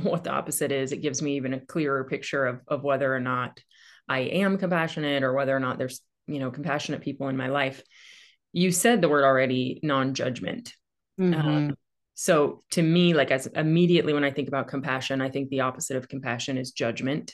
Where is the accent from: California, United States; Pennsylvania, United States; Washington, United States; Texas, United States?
California, United States; Central Valley; moved away as an adult; also born or lived in Fremont, California; I was born in Fremont and lived like inland, you know, the Central Valley for my whole life until about 4 years ago.